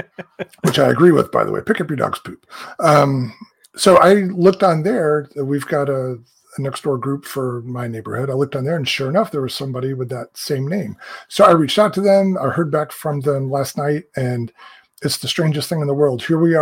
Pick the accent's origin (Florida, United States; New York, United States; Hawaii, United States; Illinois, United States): Florida, United States; now in Green Bay, United States; I grew up in Florida, near Embry-Riddle. My parents still live there